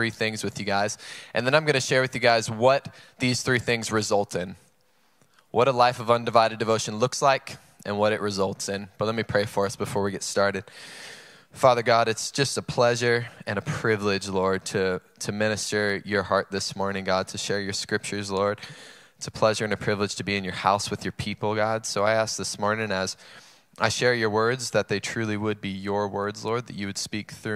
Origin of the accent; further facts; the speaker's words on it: North Carolina, United States; now in San Marcos, United States; I'm from North Carolina, and I always go home for Christmas every year